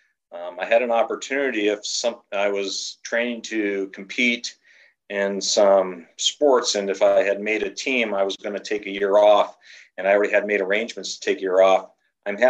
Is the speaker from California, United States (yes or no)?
yes; Southern California, United States; growing up in Southern California